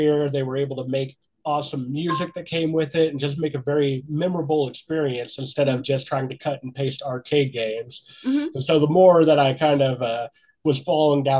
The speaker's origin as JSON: {"language": "English", "town": "Clay Center", "region": "Kansas", "country": "United States", "tie": "born or raised there", "moved": "yes", "lives_now": "Montrose, United States", "said": "I grew up in Clay Center, Kansas"}